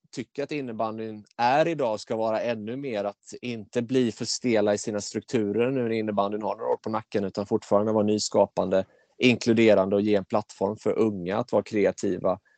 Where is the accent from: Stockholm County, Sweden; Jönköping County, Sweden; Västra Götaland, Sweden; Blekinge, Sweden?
Jönköping County, Sweden; Mullsjö; jag kom in i kommunfullmäktige hemma i Mullsjö som 19-åring